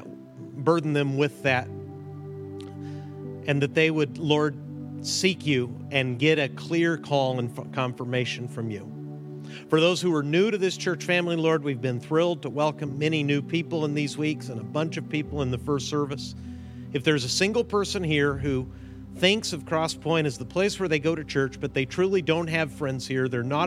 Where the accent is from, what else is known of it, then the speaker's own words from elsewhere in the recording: Mexico; My parents are missionaries. I grew up in Mexico, as you know.